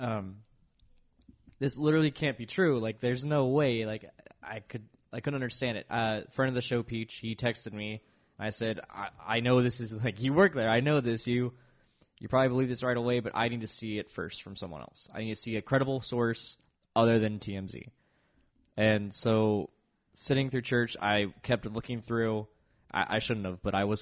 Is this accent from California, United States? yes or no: yes; Los Angeles, California, United States; Growing up in the Los Angeles area